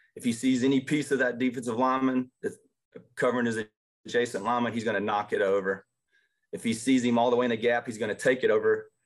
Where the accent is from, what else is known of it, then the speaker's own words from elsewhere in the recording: Jasper, Texas, United States; also born or lived in Arkansas; I grew up in Jasper, which is north of here, probably about an hour